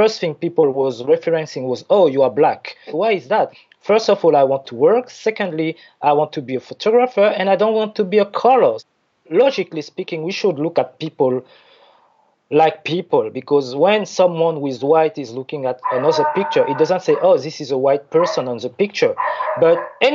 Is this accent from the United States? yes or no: no; French Guiana; also born or lived in Paris / Zurich; I was born there in French Guiana